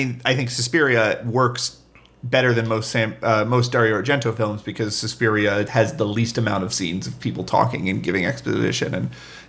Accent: United States; but I'm an American viewer. So that's going to be the thing I relate to.

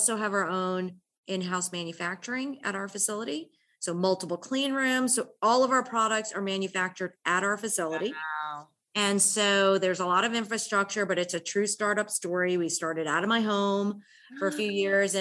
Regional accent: United States; moved away as an adult; now in Atlanta, United States; I'm originally from the New York, New Jersey area. I came to Atlanta in 1995

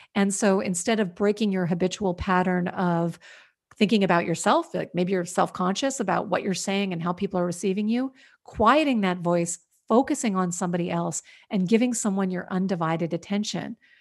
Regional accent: Washington, District of Columbia, United States; also born or lived in New York; now in California, United States; I grew up in Washington, D C

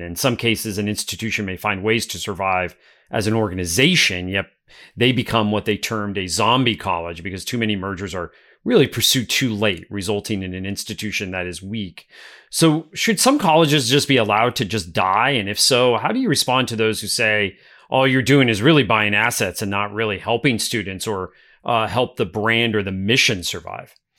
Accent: northeastern Pennsylvania, United States; my hometown of northeastern Pennsylvania

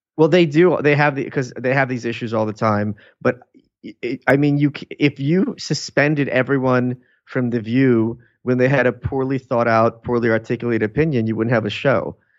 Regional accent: New York City, New York, United States; also born or lived in Lviv, Ukraine; I grew up in Brooklyn. I was born there.

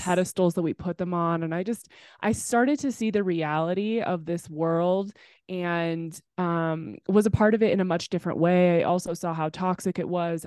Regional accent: Temecula, California, United States; also born or lived in Los Angeles; I grew up in Temecula, California

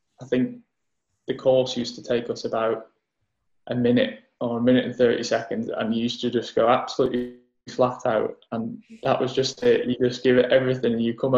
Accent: Ramsey, Isle of Man; In my hometown on the Isle of Man in Ramsey, we had like a little BMX track

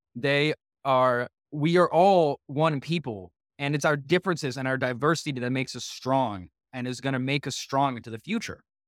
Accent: Walnut Creek, California, United States; also born or lived in Soviet Union / San Francisco; growing up in Walnut Creek

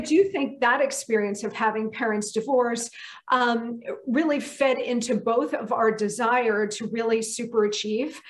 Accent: New Jersey, United States; also born or lived in army base (birthplace); I grew up in New Jersey, about an hour due west of New York City.

